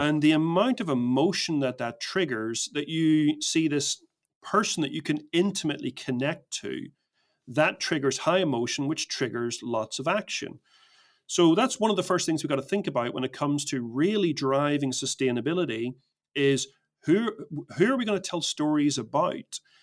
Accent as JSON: {"language": "English", "town": "Belfast", "region": "Northern Ireland", "country": "United Kingdom", "tie": "born or raised there", "said": "I grew up in Belfast in Northern Ireland"}